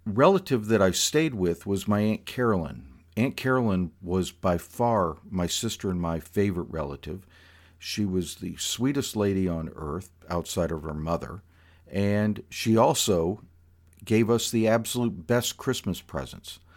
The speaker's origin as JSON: {"language": "English", "region": "South Florida", "country": "United States", "tie": "born or raised there", "said": "this kid growing up in South Florida who had never ridden horses"}